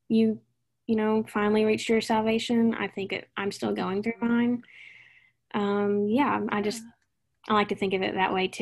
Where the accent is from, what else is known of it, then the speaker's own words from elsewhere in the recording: Jamestown, Tennessee, United States; moved away as an adult; also born or lived in Nashville, Tennessee / Coastal Carolina University, South Carolina; I was born in Nashville, raised in Jamestown, little bitty town in the middle of nowhere in Tennessee